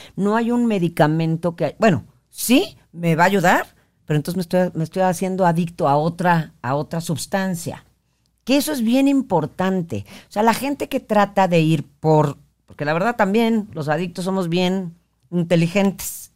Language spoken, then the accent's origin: Spanish; northern Mexico, Mexico; yo soy como, como norteña y hablo con mis palabrotas